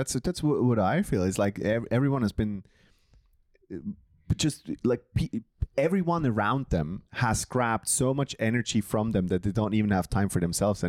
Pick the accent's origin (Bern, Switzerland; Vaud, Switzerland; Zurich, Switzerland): Bern, Switzerland; And I'm from Bern. So we decided, like, let's go to Chris's hometown.